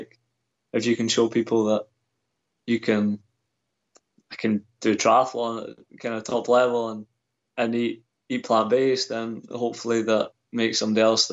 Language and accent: English; Scotland, United Kingdom; growing up in Scotland